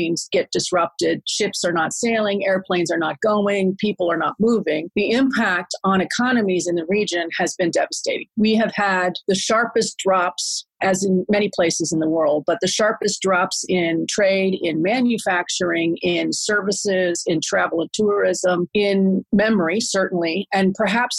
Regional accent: United States; moved away as an adult; now in Singapore; I am an American, but I've been here in Singapore for more than 16 years

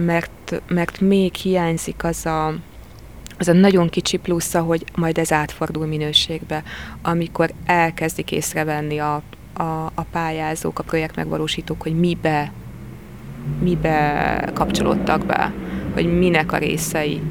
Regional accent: Tapolca, Veszprém County, Hungary; also born or lived in Székesfehérvár / Budapest / Paris / Normandy; now in Veszprém, Hungary; én Székesfehérváron születtem, Tapolcán gyerekeskedtem

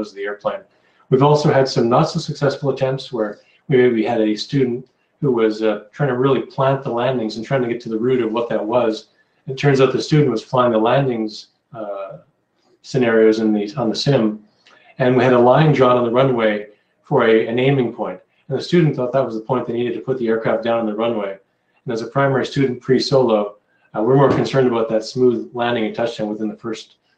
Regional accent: Winnipeg, Manitoba, Canada; moved away as an adult; also born or lived in Grand Forks, North Dakota; now in Seattle, United States; I'm from Winnipeg

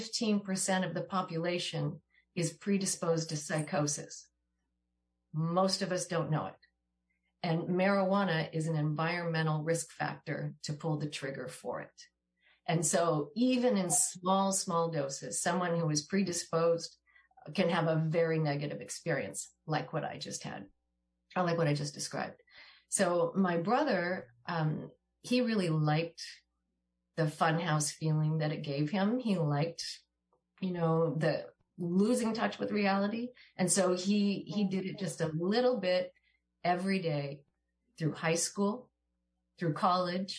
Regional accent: Washington, United States; My brother and I grew up in Washington State.

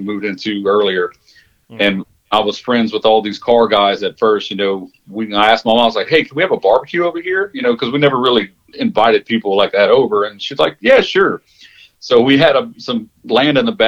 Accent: Jennings, Louisiana, United States; moved away as an adult; now in Humble, United States; that's my hometown

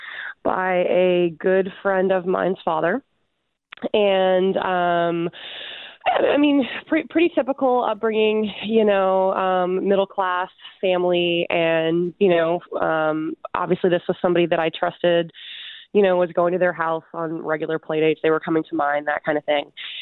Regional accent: Huntsville, Alabama, United States; My hometown is Huntsville, Alabama

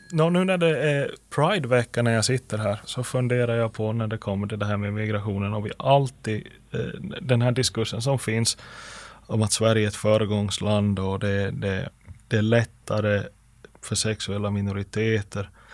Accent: Finland; när någon frågar att varifrån är du, så säger man inte bara Finland utan man säger Finland, men jag är alltså finlandssvensk

